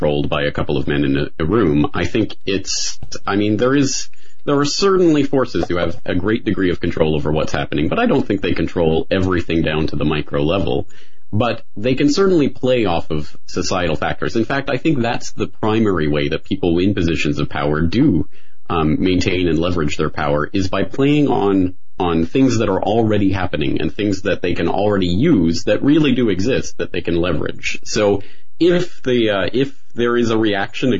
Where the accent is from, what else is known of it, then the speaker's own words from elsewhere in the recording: Canada; now in Japan; I'm a Canadian. I live in Japan